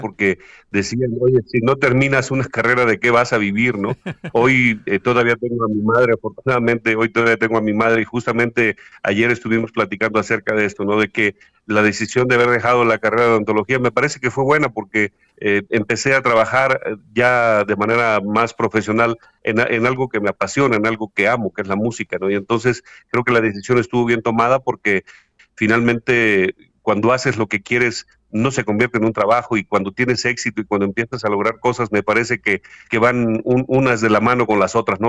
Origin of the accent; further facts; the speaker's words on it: Huasteca, Hidalgo, Mexico; moved away as an adult; also born or lived in Mexico City; yo soy de la región de la Huasteca, en el estado de Hidalgo, acá en México